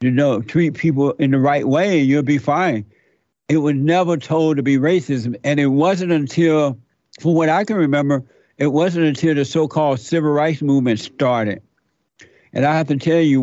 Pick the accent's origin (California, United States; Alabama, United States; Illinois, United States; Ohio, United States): Alabama, United States; I grew up in Alabama under the Jim Crow law